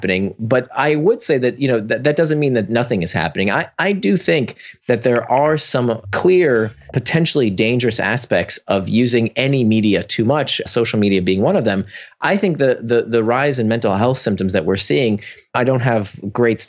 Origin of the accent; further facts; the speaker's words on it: Orlando, Florida, United States; moved away as an adult; also born or lived in Atlanta / California; now in New York, United States; I grew up in Orlando